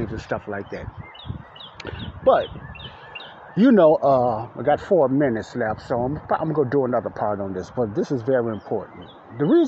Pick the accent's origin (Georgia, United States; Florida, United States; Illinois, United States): Illinois, United States; Chicago; moved away; I grew up in Morgan Park, and Ada Park was right down the street from the block Elizabeth I lived on in Chicago, Illinois, the south side of Chicago